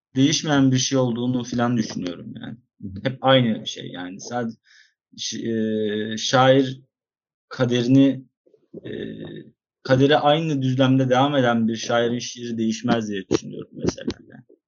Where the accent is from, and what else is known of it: Izmir, Turkey; also born or lived in Istanbul